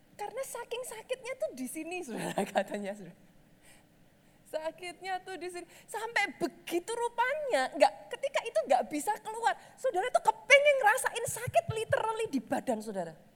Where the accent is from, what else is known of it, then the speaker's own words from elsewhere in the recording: Java, Indonesia; Saya orang Jawa